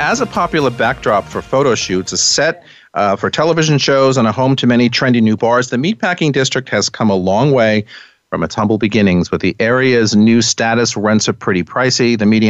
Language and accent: English; New York, United States; And as a New Yorker, sometimes I say when I'm in places like that, you can't even see this magnificent Manhattan view from anywhere in Manhattan.